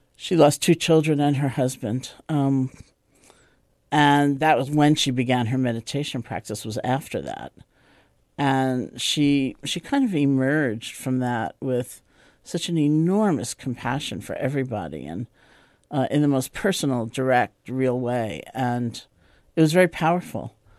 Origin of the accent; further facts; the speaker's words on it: New York City, New York, United States; I grew up in New York City, in Washington Heights